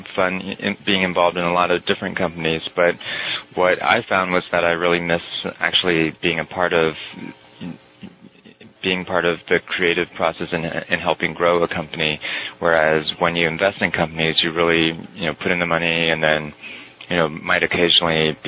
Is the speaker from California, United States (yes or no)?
yes; Bay Area, California, United States; moved away as an adult; also born or lived in East Coast; now in Las Vegas, United States; I grew up in the Bay Area and then went to college